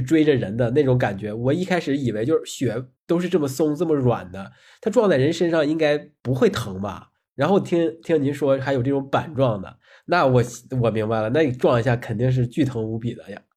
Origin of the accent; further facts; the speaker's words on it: Northeast China, China; moved away; 因为我们老家是在东北嘛，也是在林区，也是在山区里面